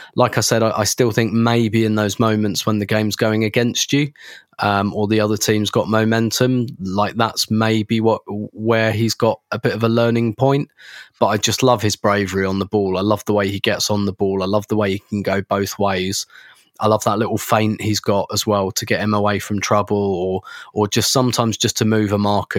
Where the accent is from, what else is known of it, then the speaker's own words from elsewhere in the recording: England, United Kingdom; I'm English